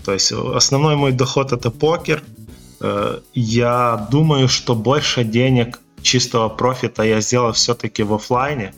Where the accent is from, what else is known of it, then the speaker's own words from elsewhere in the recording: Volyn Oblast, Ukraine; у меня в родном городе есть покерный клуб